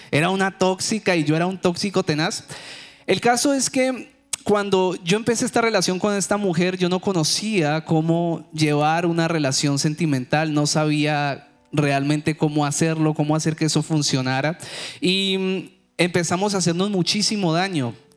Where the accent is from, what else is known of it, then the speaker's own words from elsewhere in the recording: Cali, Valle del Cauca, Colombia; moved away as an adult; now in United States; Cali, de donde soy yo